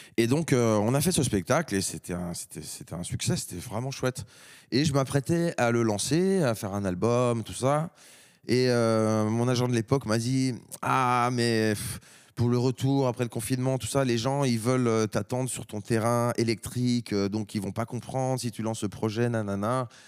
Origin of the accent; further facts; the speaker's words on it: France; en tant que Français